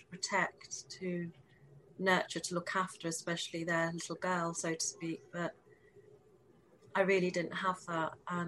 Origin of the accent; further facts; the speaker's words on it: England, United Kingdom; I was born, I'm born and bred in the United Kingdom in England, so I'm very English